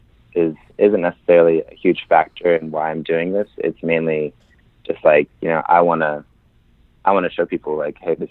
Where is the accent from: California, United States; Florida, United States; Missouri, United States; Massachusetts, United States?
Missouri, United States; Kansas City; moved away as an adult; also born or lived in Paris, France; now in Chicago, United States; I grew up in Kansas City, Missouri